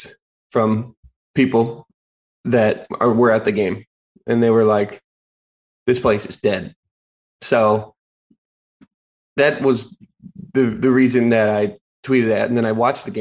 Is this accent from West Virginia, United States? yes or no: no; Wisconsin, United States; my home state team